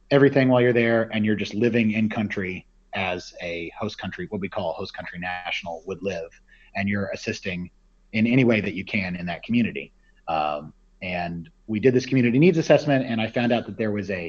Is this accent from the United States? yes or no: yes; Midwest, United States; I grew up in the Midwest and uh, hadn't really seen a lot of oceans uh, or done any kind of serious travel.